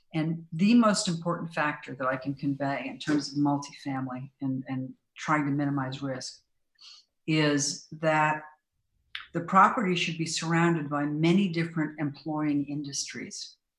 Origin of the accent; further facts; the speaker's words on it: Silicon Valley, California, United States; Silicon Valley. My hometown